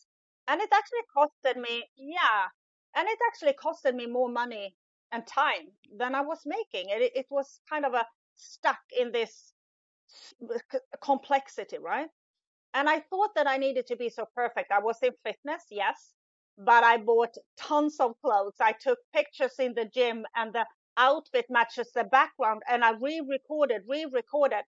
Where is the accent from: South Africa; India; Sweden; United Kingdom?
Sweden; English is a second language; moved away as an adult; now in Italy; in Sweden, where I'm originally from, as you can hear, English isn't my first language